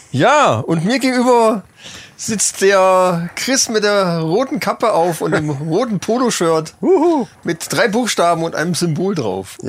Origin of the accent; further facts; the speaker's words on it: northeast Hesse, Germany; accent: northeast Hessian; unser nordosthessische Dialekt